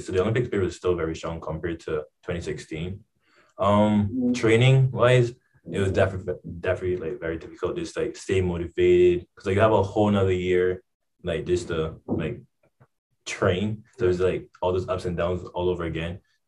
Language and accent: English; Barbados; my parents thought it was a good idea, since I live on an island, it was a basic life skill to know how to swim.